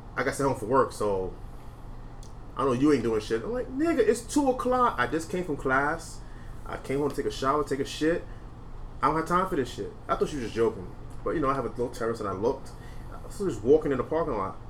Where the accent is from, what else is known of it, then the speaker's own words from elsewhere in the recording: New York City, New York, United States; We're from New York